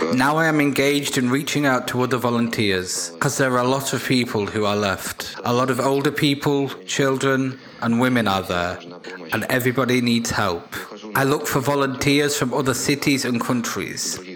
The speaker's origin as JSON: {"language": "English", "town": "Lysychansk", "region": "Luhansk Oblast", "country": "Ukraine", "moved": "yes", "said": "I am from Lysychansk."}